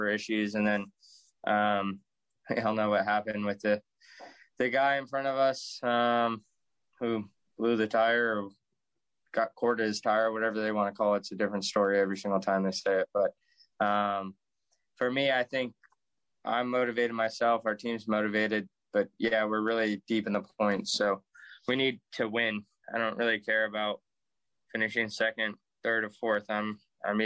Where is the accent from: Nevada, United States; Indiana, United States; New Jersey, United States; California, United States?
Nevada, United States; Las Vegas; moved away as an adult; I grew up there till I was 18. So, that's really all I know is Las Vegas